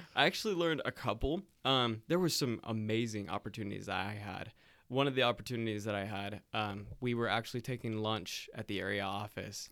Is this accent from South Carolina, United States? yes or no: yes; South Carolina, United States; now in Utah, United States; I'm originally from South Carolina